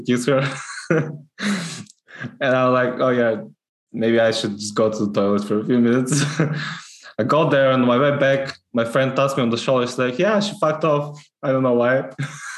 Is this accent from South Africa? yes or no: no; North Macedonia; English is a second language; now in Scotland; I'm Macedonian